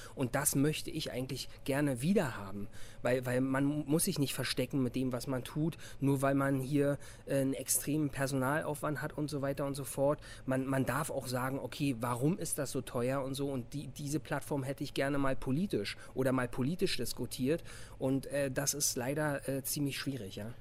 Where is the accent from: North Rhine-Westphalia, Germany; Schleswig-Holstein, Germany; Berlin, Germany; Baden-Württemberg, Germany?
Berlin, Germany; ich bin Berliner und ich fühle das auch